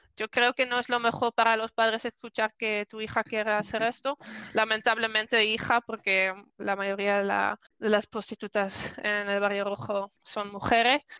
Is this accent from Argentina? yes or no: no; Netherlands; Spanish is a second language; also born or lived in Spain; quería irme de mi pueblo, quería irme de Holanda